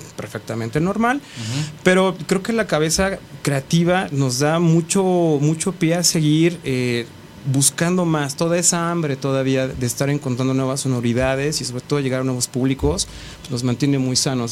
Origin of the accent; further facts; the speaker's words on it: Mexico; somos artistas mexicanos